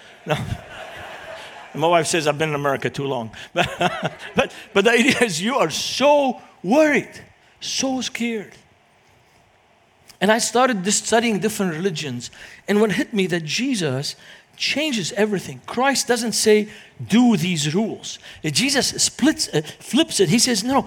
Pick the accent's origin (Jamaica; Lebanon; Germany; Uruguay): Lebanon; Beirut, Beirut Governorate; English is a second language; moved away as an adult; now in United States; growing up in Lebanon, it was during the Lebanese Civil War. And this is the city where I grew up in.